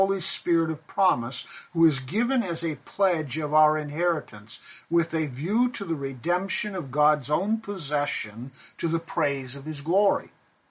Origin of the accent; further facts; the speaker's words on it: Pakistan; I grew up in Pakistan, and we white Christians in Pakistan worshipped in a church composed of many who were not only people of color, but were part of the sweeper community.